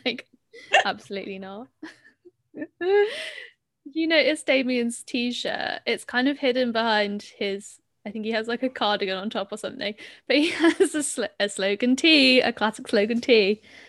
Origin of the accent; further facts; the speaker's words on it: Michigan, United States; I'm from Michigan.